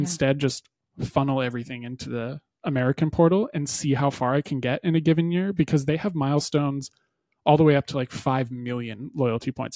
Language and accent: English; Canada; as a Canadian